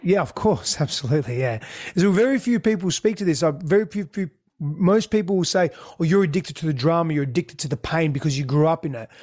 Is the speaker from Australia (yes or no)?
yes; Australia; first language Greek; English is a second language; also born or lived in Greece; My first language was Greek. I couldn't speak English when we came back to Australia